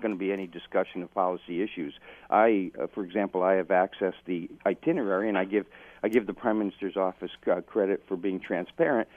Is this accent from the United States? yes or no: no; Dundas, Ontario, Canada; Dundas, my hometown